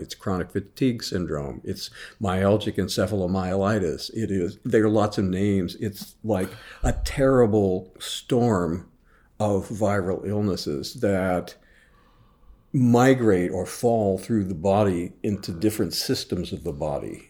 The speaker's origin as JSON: {"language": "English", "town": "Jefferson City", "region": "Missouri", "country": "United States", "tie": "born or raised there", "said": "I was teaching high school English in Jefferson City, Missouri, my hometown."}